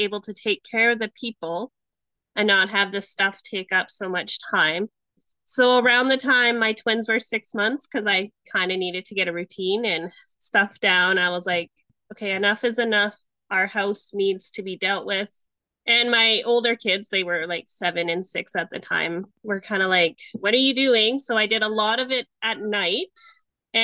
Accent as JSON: {"language": "English", "country": "Canada", "said": "I'm from Canada"}